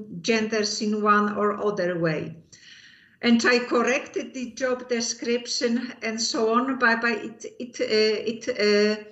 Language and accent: English; Poland; moved away as an adult; also born or lived in Eindhoven, Netherlands; now in Netherlands; I came to the Netherlands from Poland in 85